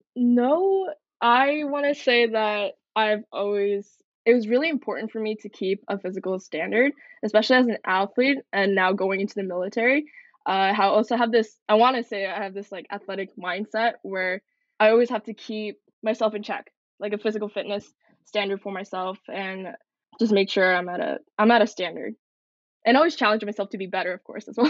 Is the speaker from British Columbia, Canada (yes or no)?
yes; Coquitlam, British Columbia, Canada; also born or lived in Seongnam, Gyeonggi-do, South Korea; moved to Canada, Coquitlam, BC, when I was a year old.